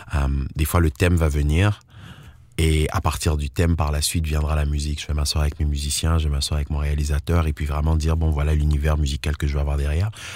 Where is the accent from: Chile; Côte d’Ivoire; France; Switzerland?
Côte d’Ivoire; also born or lived in Togo; now in Ontario, Canada; Je suis né en Côte d'Ivoire et j'ai grandi majoritairement en Côte d'Ivoire